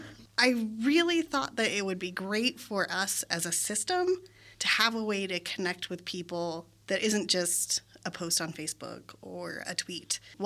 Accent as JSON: {"language": "English", "country": "Germany", "tie": "born there", "said": "I was also not born in the United States. I was born in Germany."}